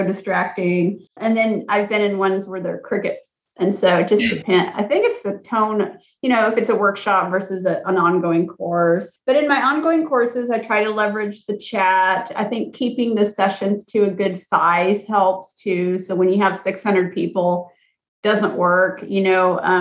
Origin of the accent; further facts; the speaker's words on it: Alaska, United States; I'm from Alaska